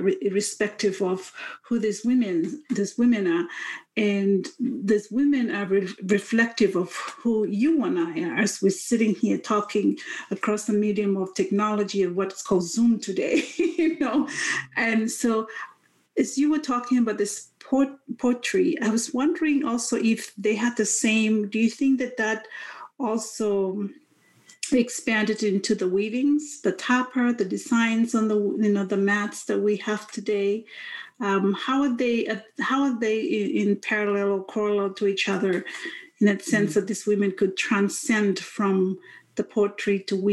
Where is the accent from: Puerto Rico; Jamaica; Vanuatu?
Vanuatu; I'm from Vanuatu